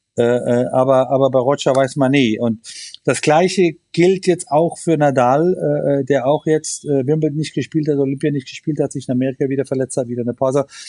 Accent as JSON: {"language": "German", "country": "Germany", "said": "wir sind Deutsche"}